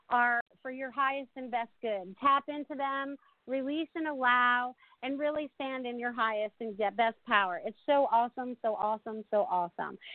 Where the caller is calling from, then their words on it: South Florida, United States; calling from South Florida.